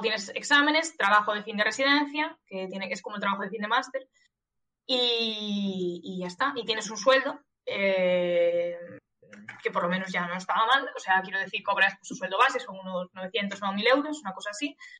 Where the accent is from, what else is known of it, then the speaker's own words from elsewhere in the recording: Galicia, Spain; moved away as an adult; now in Catalonia, Spain; soy gallega